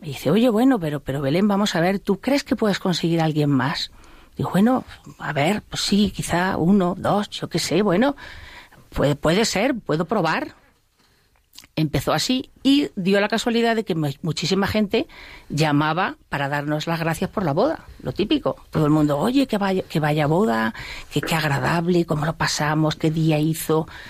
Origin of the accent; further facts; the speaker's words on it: Spain; yo soy española